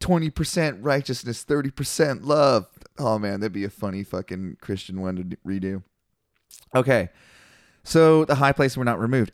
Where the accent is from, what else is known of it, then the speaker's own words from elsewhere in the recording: Canada; I'm Canadian